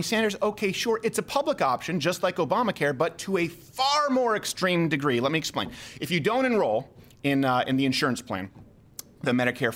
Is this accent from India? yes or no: no; Montreal, Quebec, Canada; I'm from Montreal